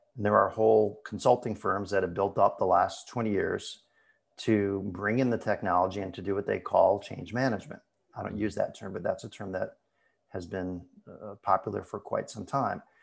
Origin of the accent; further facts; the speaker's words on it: Ann Arbor, Michigan, United States; now in Portland, United States; I'm actually gonna be moving soon back to my hometown of Ann Arbor, Michigan